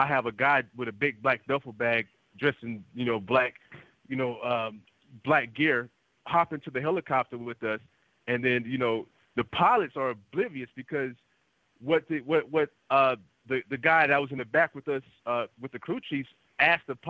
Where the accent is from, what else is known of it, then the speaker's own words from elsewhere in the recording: United States; I'm African American